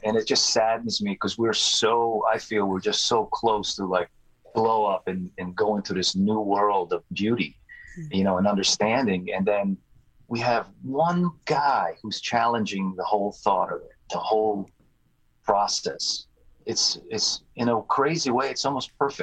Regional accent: Croatia; moved away; I was born in Croatia and I speak fluently.

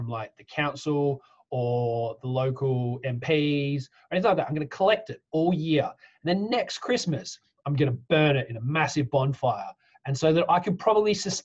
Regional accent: Australia; now in United Kingdom; I'm Australian. I'm an Australian citizen

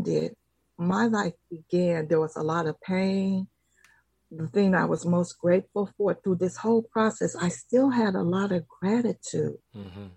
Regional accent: San Francisco, California, United States; I am a native of San Francisco

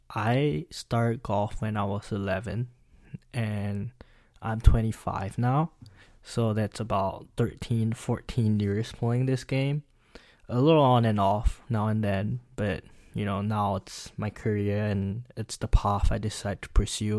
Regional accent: Singapore; moved away as an adult; now in Pennsylvania, United States; I'm from Singapore, and I'm currently studying professional

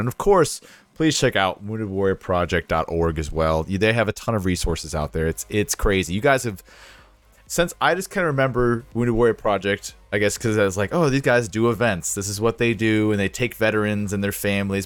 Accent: Jacksonville, Florida, United States; moved away; I grew up in Jacksonville, and then get into the service

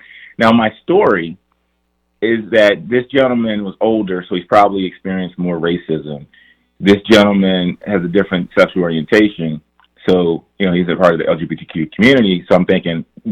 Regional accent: Prince George's County, Maryland, United States; I grew up in Prince George's County, one of the wealthiest counties, African-American counties in the nation

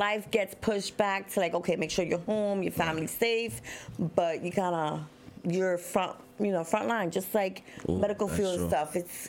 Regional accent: New Jersey, United States; moved away; I was born and raised in Jersey.

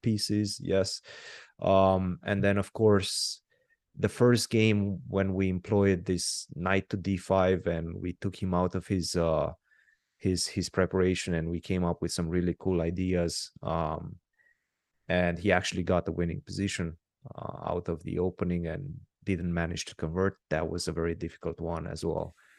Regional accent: Romania; I'm born and raised in Romania

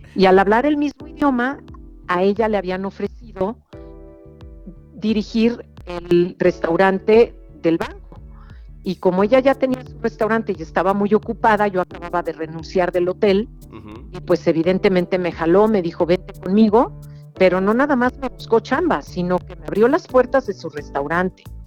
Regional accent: Mexico; nuestros ingredientes que nos definen como mexicanos

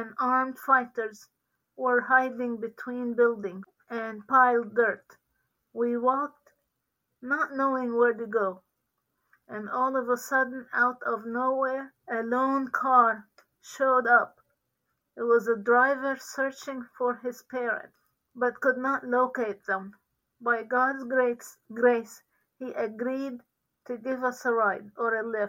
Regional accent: Sidon, South Governorate, Lebanon; moved away as an adult; now in Virginia Beach, United States; I was born in Sidon, Lebanon, in a Christian home, the youngest of six children

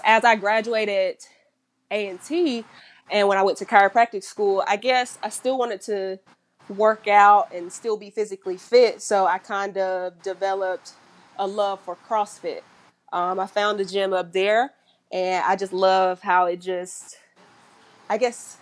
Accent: Kinston, North Carolina, United States; moved away; I'm originally from Kinston, North Carolina, small little town

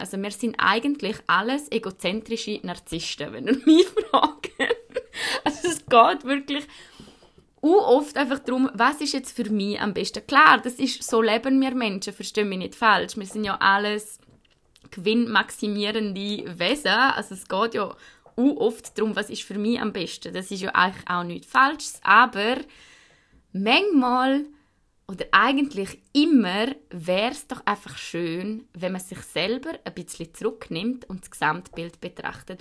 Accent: Switzerland; ich bin weiß, also bin ich Schweizerin

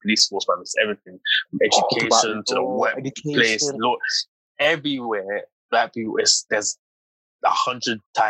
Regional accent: Peterborough, East of England, United Kingdom; also born or lived in Jamaica; when I came from Jamaica, I went to school in Peterborough

